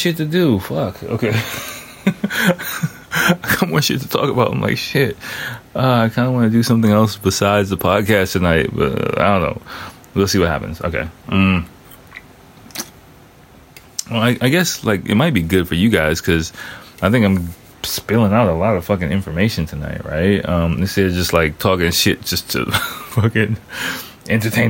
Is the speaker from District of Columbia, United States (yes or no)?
yes; Washington, District of Columbia, United States; moved away as an adult; now in Tokyo, Japan; my hometown, D.C.